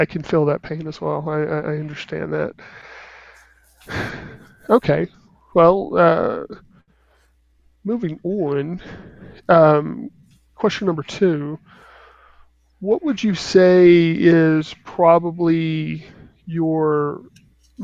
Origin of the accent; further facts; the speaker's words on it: Texas, United States; I'm from Texas, and even though I don't actually live in Dallas